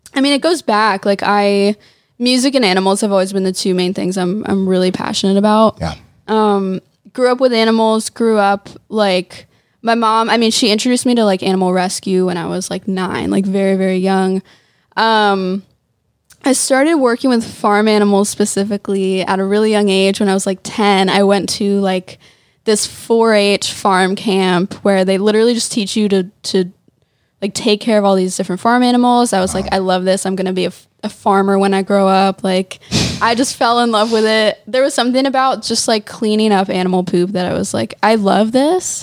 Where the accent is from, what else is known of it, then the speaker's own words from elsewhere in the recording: suburbs of Philadelphia, Pennsylvania, United States; also born or lived in Nashville; now in Los Angeles, United States; I grew up in the suburbs of, of Philly. Mm-hmm. It's like 20 minutes west of Philly